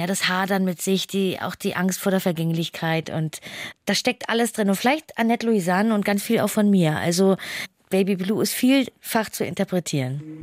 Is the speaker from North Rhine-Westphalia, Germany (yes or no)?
no; Hamburg, Germany; für mich als Hamburgerin